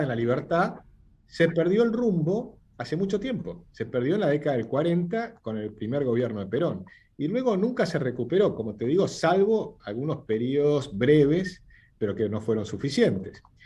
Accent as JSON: {"language": "Spanish", "country": "Argentina"}